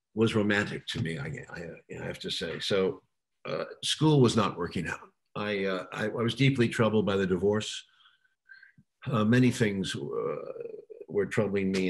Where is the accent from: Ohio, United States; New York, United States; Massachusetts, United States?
New York, United States; New York City; I was born in New York City uh, in September of 46